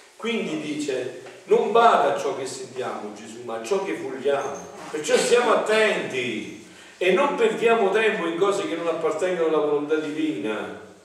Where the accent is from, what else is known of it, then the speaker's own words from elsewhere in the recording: mountains of Avellino, Campania, Italy; mi ricordo i primi tempi che usciva la televisione nel mio paese un paese di montagna dove era molto tardi la televisione no? sulle brigge di Avellino, sulle montagne